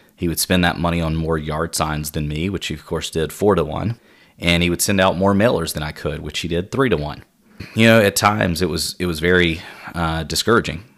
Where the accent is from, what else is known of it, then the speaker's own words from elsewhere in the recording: Spartanburg, South Carolina, United States; I grew up in my hometown of Spartanburg, South Carolina